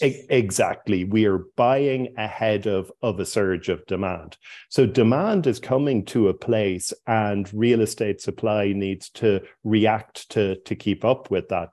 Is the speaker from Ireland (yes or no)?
yes; Cork, Munster, Ireland; moved away as an adult; also born or lived in Dublin; Cork was my hometown